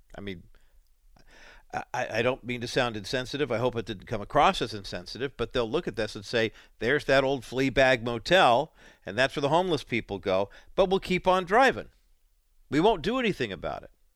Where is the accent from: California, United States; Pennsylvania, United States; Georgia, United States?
California, United States; Orange County; also born or lived in Whittier, California; we moved from Orange County uh, to Orange County from Whittier when I was seven in January of 1969